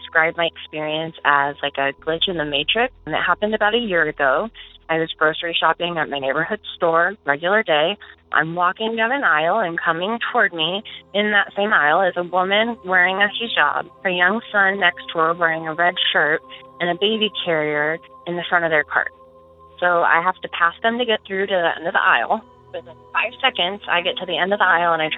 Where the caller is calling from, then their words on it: Omaha, Nebraska, United States; I am calling from Omaha, Nebraska